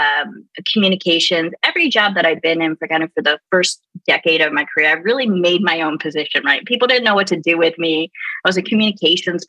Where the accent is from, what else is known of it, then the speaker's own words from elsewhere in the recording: Baltimore, Maryland, United States; now in San Antonio, United States; I'm originally from Baltimore